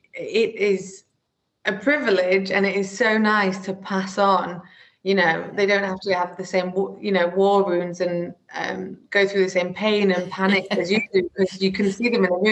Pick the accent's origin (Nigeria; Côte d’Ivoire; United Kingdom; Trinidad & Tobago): United Kingdom; the north of England; accent: northern; So I'm sure you can tell from my accent, I'm very northern, although I've been told that it's residing, which makes me a bit sad. But yeah, born and raised in the north, my parents are both from the north